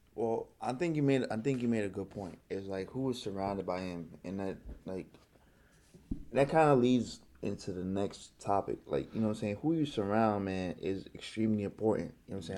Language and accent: English; Trinidad & Tobago; moved away; also born or lived in New York; I grew up in Trinidad